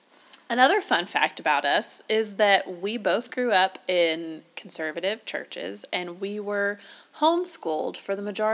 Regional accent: the South, United States; accent: Southern; because we're from the South

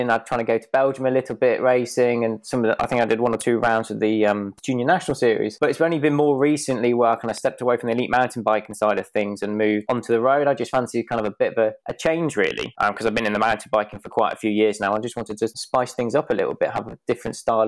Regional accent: the Midlands, England, United Kingdom; the local forest that we had when I grew up in the Midlands

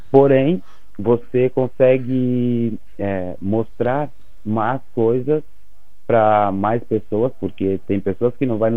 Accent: Viçosa, Minas Gerais, Brazil; Eu sou de Minas Gerais. Sou de Viçosa.

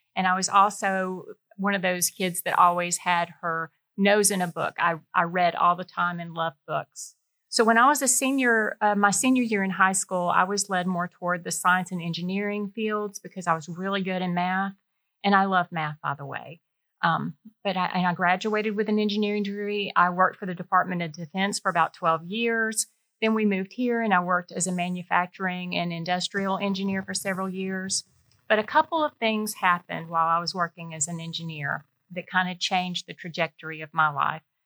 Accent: Warner Robins, Georgia, United States; moved away as an adult; I grew up in Warner Robins

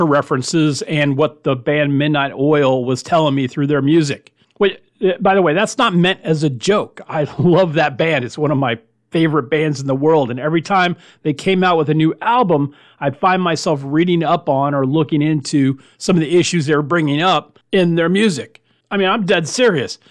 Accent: Miami, Florida, United States; When I was growing up, listening to radio in Miami

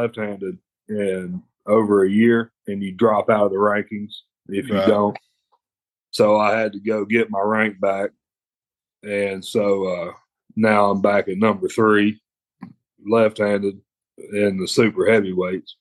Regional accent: United States; I'm an American.

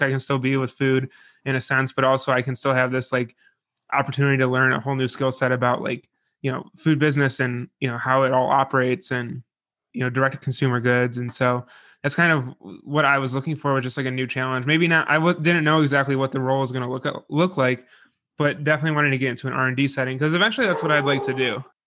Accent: Buffalo, New York, United States; I'm from Buffalo

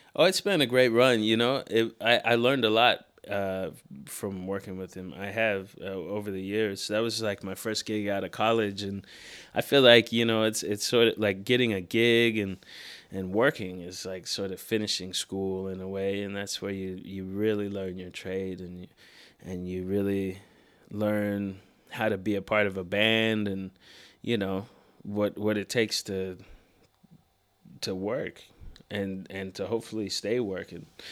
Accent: Seattle, Washington, United States; moved away as an adult; now in New York, United States; Born and raised in Seattle. Lived there until I was about eighteen. And then I moved

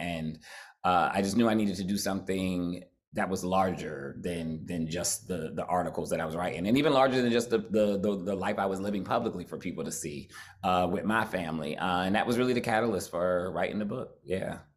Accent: New Jersey, United States; I'm from Jersey

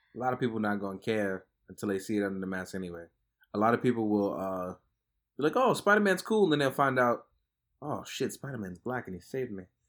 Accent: New York City, New York, United States; where I grew up in Fort Greene

